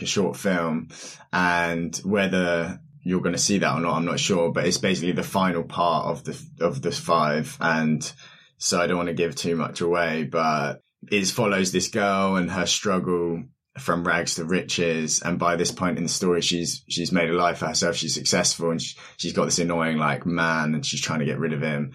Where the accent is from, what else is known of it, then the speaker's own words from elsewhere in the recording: Reading, South East England, United Kingdom; now in London, United Kingdom; I'm from Berkshire area, Reading